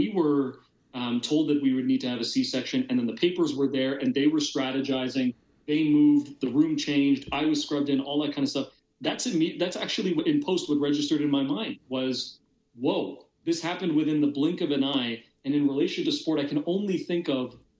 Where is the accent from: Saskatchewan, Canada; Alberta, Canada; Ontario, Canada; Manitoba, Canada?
Ontario, Canada; Hamilton; growing up in Ontario, particularly close to the Buffalo border.